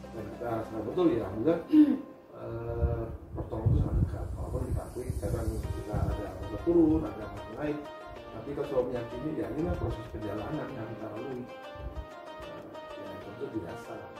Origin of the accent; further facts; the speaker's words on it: Jakarta, Indonesia; now in Bali, Indonesia; dilahirkan di Jakarta